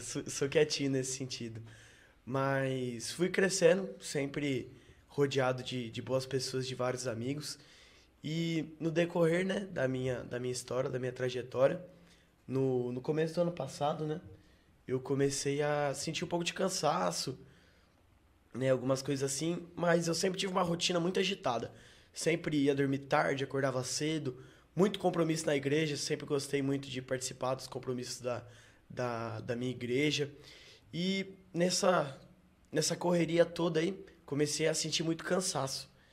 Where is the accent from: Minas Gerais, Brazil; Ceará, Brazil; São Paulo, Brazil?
Minas Gerais, Brazil; Pouso Alegre; Sou de Pouso Alegre, nascido e criado.